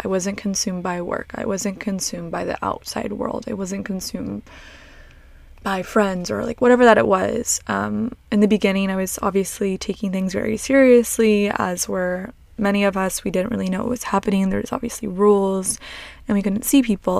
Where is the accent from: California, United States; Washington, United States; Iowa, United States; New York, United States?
California, United States; Long Beach; I grew up in Long Beach, Long Beach, Seal Beach area